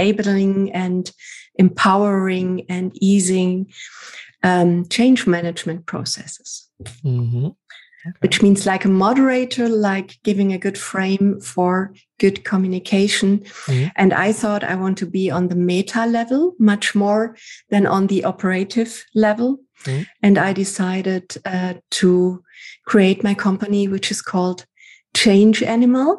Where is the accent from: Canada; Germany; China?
Germany; Southern Germany; moved away as an adult; also born or lived in Cologne; now in Düsseldorf, Germany; I worked in cinemas in my hometown, in south of Germany